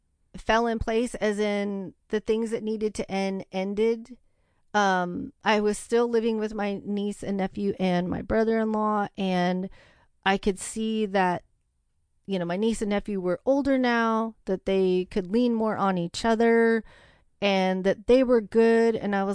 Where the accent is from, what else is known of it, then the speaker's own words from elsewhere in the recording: The Dalles, Oregon, United States; I am. Yeah. I was born in the Dalles. I was 2 miles outside of, you know, the town.